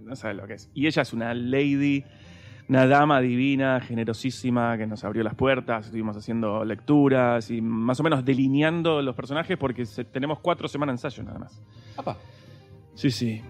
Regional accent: Argentina; moved away as an adult; now in Spain; en mi país también me quieren

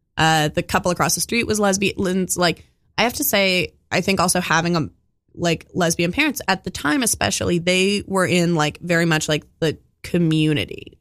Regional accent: Oakland, California, United States; I grew up in Oakland

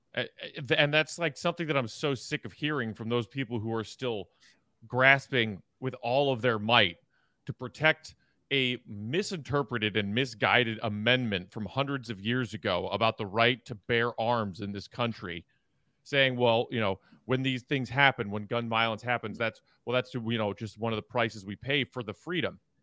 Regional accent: Chicago suburbs, Illinois, United States; now in Chicago, United States; grew up in the suburbs and now lives in Chicago

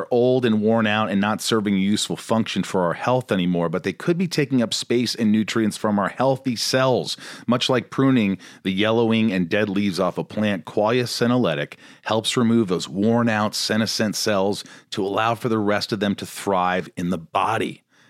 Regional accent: southern Indiana, United States; moved away; also born or lived in New York; I grew up in Indiana. I was born in New York, but I grew up in a small town in Indiana, okay. Southern Indiana.

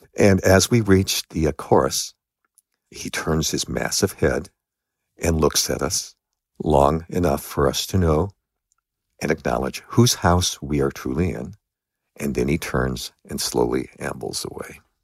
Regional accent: Los Angeles, California, United States; I grew up in Los Angeles.

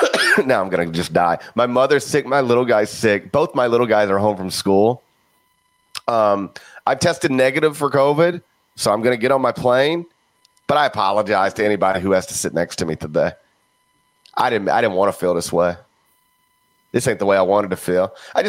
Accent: Mississippi, United States; moved away; also born or lived in Tennessee; I was born in Tennessee but raised in Mississippi.

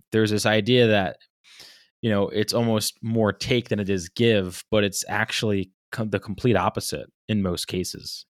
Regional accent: Rhode Island, United States; growing up in Rhode Island

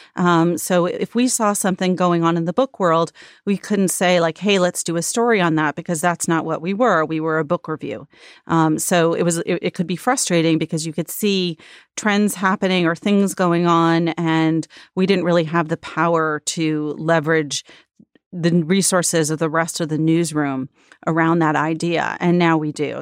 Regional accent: Long Island, New York, United States; I grew up on Long Island outside the city

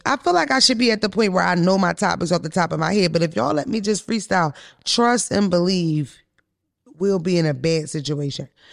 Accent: Philadelphia, Pennsylvania, United States; I'm from Philly

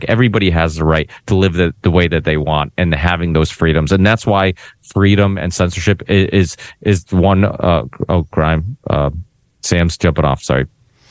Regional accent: Portugal; born there; I'm proud of being Portuguese. I was born in Portugal, you know, whatnot.

